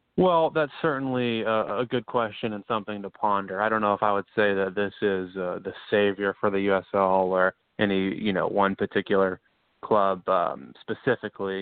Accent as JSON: {"language": "English", "town": "Charlotte", "region": "North Carolina", "country": "United States", "said": "I'm from Charlotte, North Carolina"}